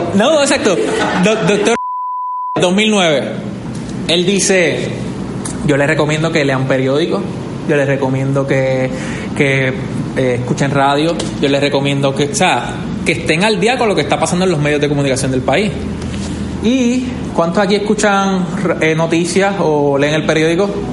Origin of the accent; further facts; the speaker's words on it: Vega Baja, Puerto Rico; Yo soy de Vega Baja.